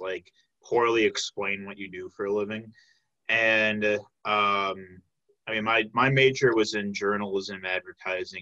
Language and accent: English; Tinley Park, Illinois, United States; I'm from the south suburbs of Chicago. I'm from the Tinley Park area.